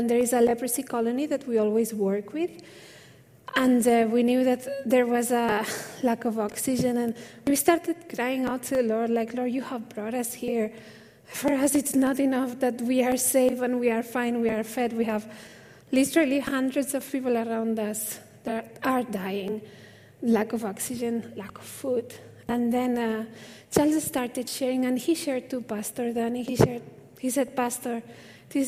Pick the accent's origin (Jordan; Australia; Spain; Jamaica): Spain; moved away as an adult; now in India; I'm from Spain originally. Now I'm Indian at heart. I think it's been 17 years